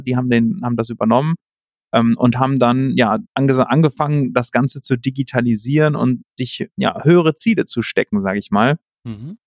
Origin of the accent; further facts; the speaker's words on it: Cologne, North Rhine-Westphalia, Germany; also born or lived in Canada / Spain; komme aus Köln ursprünglich, bin gebürtiger Rheinländer